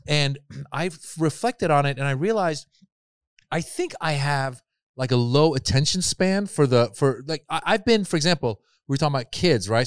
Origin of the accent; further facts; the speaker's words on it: Marin, California, United States; also born or lived in Iran; we moved to Northern California. I grew up in Marin